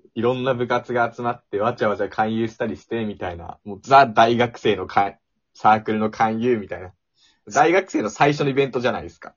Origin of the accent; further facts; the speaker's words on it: Ibaraki, Japan; now in Osaka, Japan; 僕、茨城県民なんで、その、地元での、やっぱ大阪大学の知名度ってのはやっぱそこまで高くない